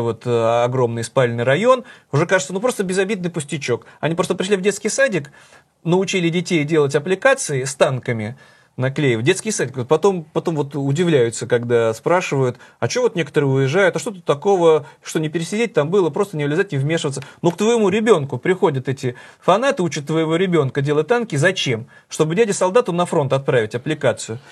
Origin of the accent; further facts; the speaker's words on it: Saint Petersburg, Russia; моим родным городом